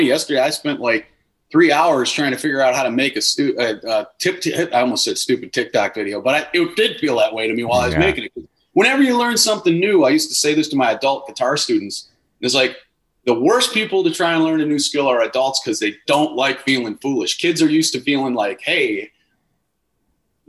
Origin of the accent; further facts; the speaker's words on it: Wisconsin, United States; moved away as an adult; growing up in Wisconsin and having deep roots